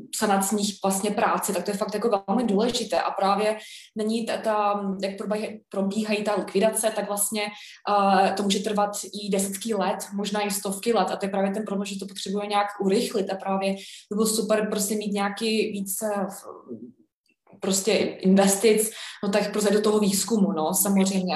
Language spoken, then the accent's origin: Czech; Canada; now in Czech Republic; já jsem vyrůstala v Kanadě, já jsem kanaděnka, a mluvím česky samozřejmě